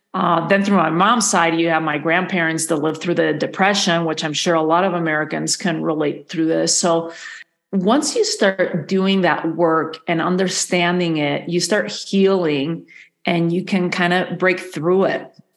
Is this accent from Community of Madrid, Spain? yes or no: yes; Madrid, Community of Madrid, Spain; moved away as an adult; also born or lived in New York / Galicia / Santa Fe, New Mexico; now in United States; I was born and raised in Madrid in the capital.